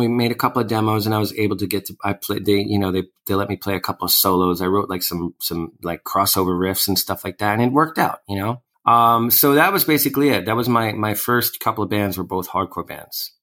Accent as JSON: {"language": "English", "town": "New York City", "region": "New York", "country": "United States", "tie": "born or raised there", "said": "I grew up in Sheepshead Bay, Brooklyn, which is like one neighborhood over from where I am now"}